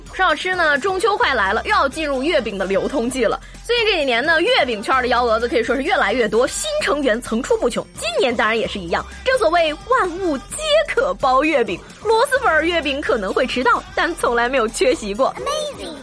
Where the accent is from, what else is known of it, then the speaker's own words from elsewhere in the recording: Shandong, China; 你猜我们山东人到底会不会开挖掘机？